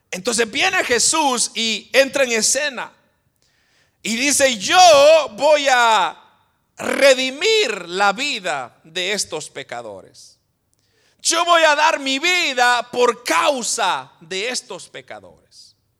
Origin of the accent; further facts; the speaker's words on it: Guatemala; los que somos de Guatemala, usted dice, ¿por qué nací yo en Guatemala?